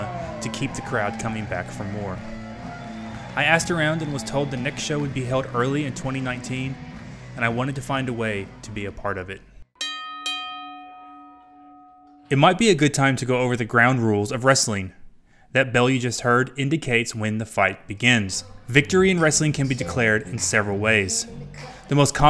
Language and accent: English; Kentucky, United States; I grew up in Kentucky